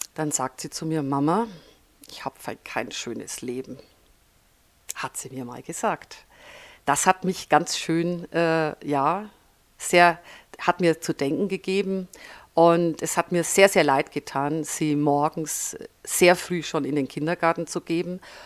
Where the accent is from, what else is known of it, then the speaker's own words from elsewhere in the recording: Franconia, Bavaria, Germany; accent: Franconian; moved away as an adult; also born or lived in Upper Palatinate / Nuremberg; now in Füssen, Germany; ich bin in der Oberpfalz geboren, habe aber meine Schulzeit, meine Studienzeit und auch einen Großteil meiner beruflichen Zeit im Frankenland verbracht. Speziell in Oberfranken und Mittelfranken